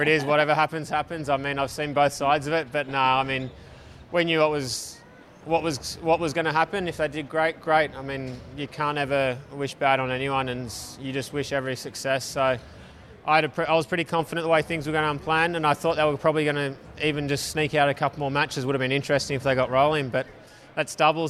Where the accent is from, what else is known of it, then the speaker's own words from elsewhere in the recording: Melbourne, Victoria, Australia; moved away as an adult; also born or lived in Tennessee / Texas; now in Western Australia, Australia; I grew up in Melbourne, so I got family here and friends here.